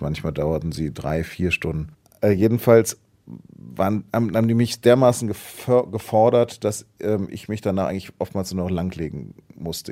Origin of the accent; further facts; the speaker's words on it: Hanover, Lower Saxony, Germany; moved away; bin dann in meine Heimatstadt Hannover zurückgefahren